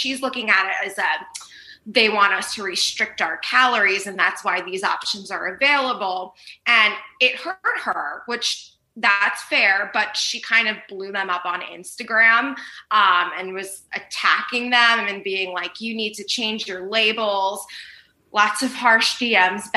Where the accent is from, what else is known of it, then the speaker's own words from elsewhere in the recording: New York City, New York, United States; now in Los Angeles, United States; I grew up in Staten Island and now my family's out in Jersey.